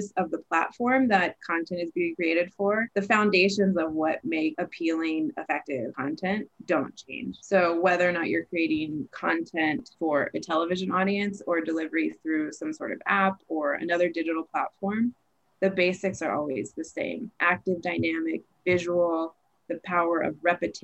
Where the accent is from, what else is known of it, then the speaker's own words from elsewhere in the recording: Houston, Texas, United States; I'm from Houston. I feel like there's this hometown love